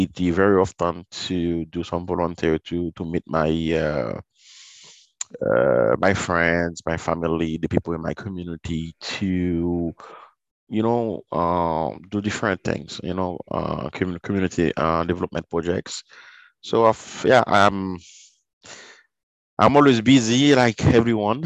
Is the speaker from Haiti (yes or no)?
yes; Sud, Haiti; also born or lived in Port-au-Prince, Haiti; now in Montreal, Canada; When I was growing up in Haiti, it was, you know, I was born in a small city.